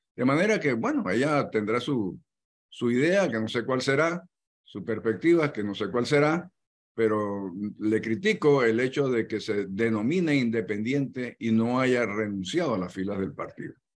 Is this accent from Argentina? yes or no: no; Panama; así somos los, los panameños